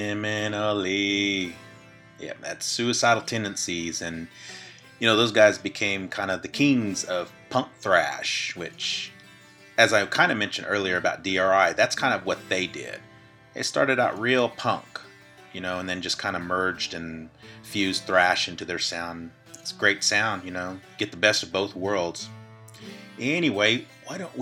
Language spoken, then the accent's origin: English; Oklahoma, United States; my home state of Oklahoma